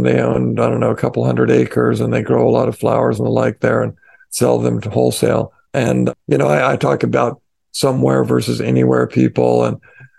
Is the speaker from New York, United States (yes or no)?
no; Colorado, United States; moved away; I grew up in Colorado.